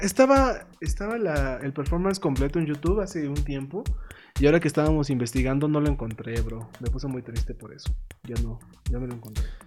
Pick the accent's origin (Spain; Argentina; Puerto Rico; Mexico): Mexico; somos mexicanos